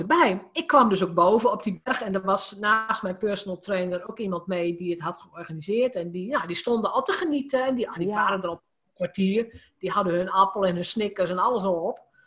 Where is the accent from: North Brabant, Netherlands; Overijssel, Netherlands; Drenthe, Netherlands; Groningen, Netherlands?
Drenthe, Netherlands; als gewoon Drents meisje